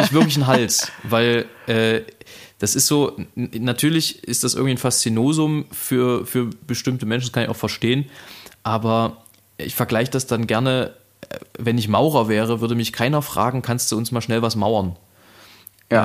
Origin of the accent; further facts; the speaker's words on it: Saxony, Germany; als Sachse